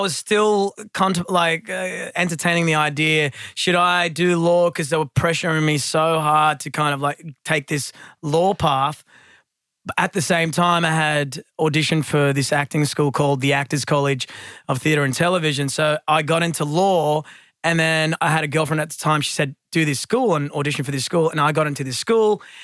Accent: Sydney, New South Wales, Australia; I was born in Blacktown, raised in the western suburbs

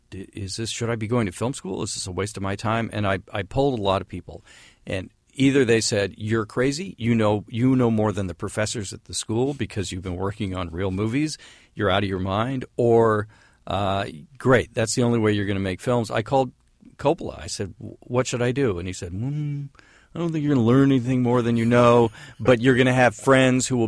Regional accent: San Francisco, California, United States; because I grew up in San Francisco and it was the '60s

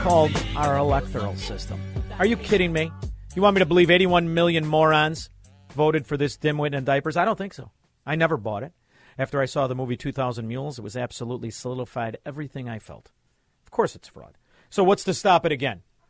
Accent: Illinois, United States; I'm from Illinois

